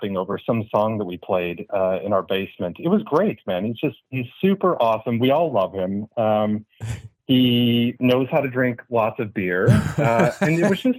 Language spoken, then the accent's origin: English; Batavia, Illinois, United States; moved away as an adult; also born or lived in Washington, D.C.; now in Australia; I grew up in a little suburb, safe suburb outside of Chicago, Illinois, known as Batavia.